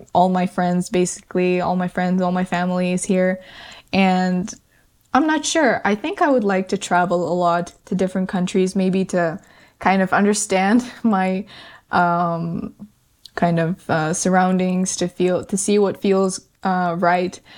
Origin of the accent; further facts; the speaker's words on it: Kazakhstan; moved away; also born or lived in Canada; my family in Kazakhstan is the one I grew up with, lived with for many, many years.